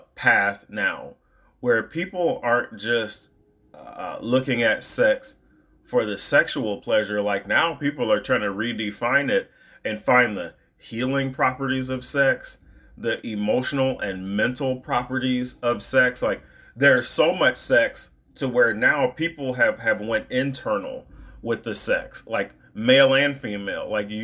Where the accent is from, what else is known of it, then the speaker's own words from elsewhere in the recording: United States; as an American, as an African American man